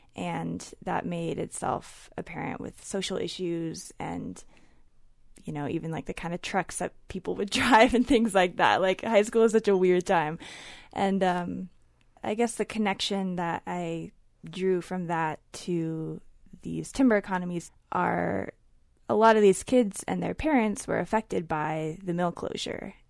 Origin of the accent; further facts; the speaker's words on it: Dallas, Oregon, United States; I grew up in Dallas, Oregon, which is a timber town